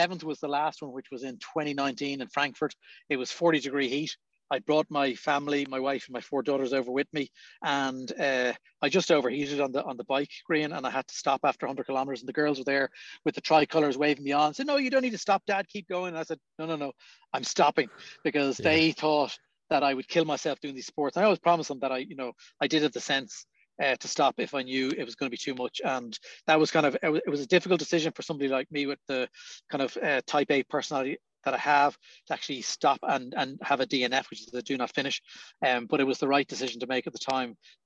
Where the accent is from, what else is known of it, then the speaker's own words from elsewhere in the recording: Dublin, Leinster, Ireland; We grew up very close to RTE.